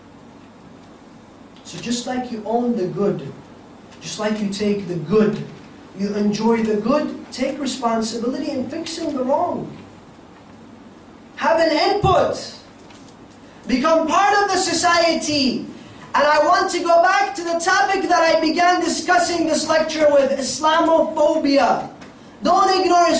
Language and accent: English; United States